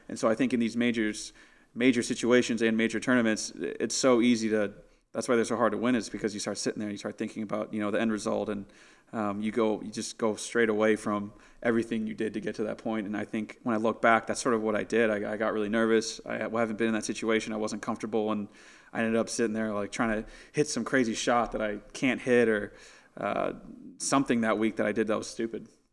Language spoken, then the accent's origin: English; San Diego, California, United States; I'm from San Diego